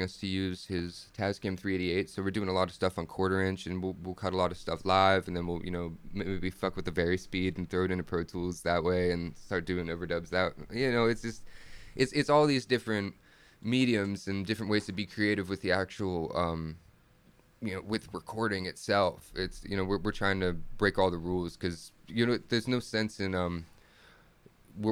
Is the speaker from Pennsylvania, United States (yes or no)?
yes; Pennsylvania, United States; I'm from Pennsylvania